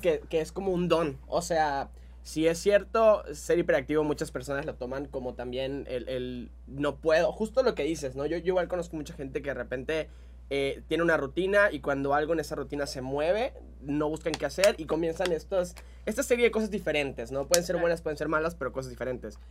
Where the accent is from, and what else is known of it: Mexico